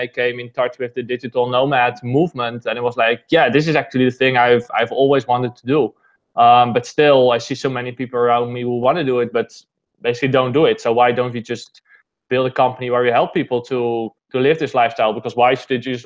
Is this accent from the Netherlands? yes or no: yes; Netherlands; I'm basically born and raised in the Netherlands.